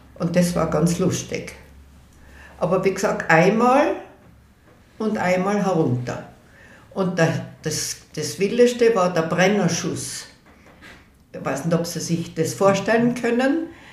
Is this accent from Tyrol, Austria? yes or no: yes; Innsbruck, Tyrol, Austria; Und dann sind wir aufgewachsen in der Höttingerau 24